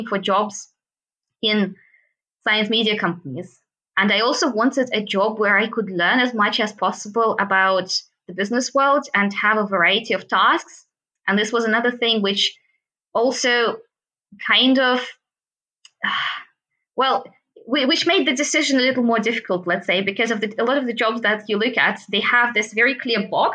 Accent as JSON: {"language": "English", "country": "Russia", "also_born_or_lived": "Moscow / Munich", "moved": "as an adult", "said": "I'm actually from Russia"}